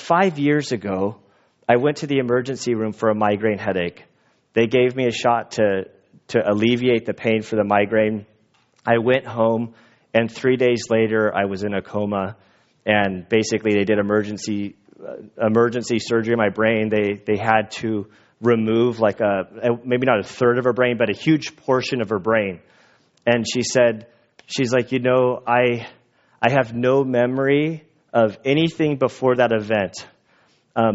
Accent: United States; I, as an American, live a pretty comfortable life. And I think most American Christians, we have it so comfortable

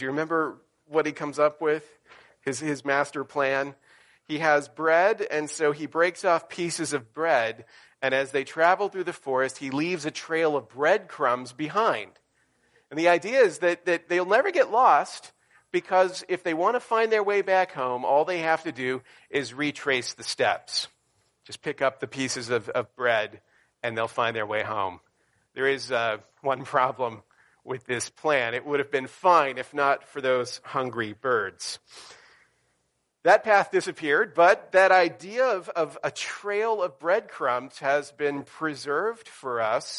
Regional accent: the South, United States; moved away; when I grew up in the South

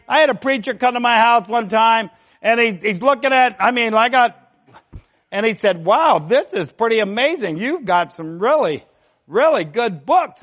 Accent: Ohio, United States; we're from Ohio

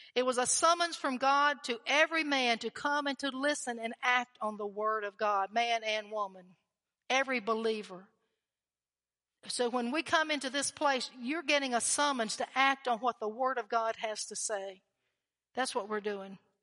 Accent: North Carolina, United States; North Carolina

